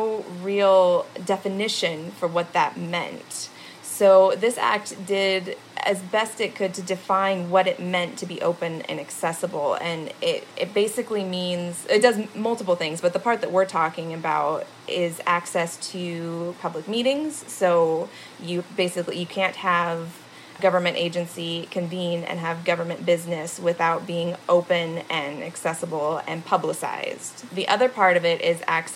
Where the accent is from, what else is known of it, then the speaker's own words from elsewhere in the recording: Oregon near Portland, United States; also born or lived in Indiana; now in Charlottesville, United States; I actually was born and raised in Oregon near Portland